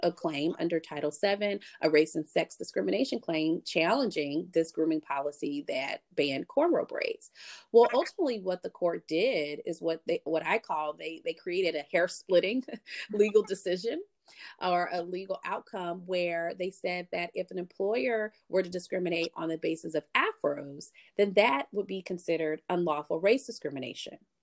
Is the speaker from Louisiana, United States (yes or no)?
no; Columbia, South Carolina, United States; I grew up in Columbia, South Carolina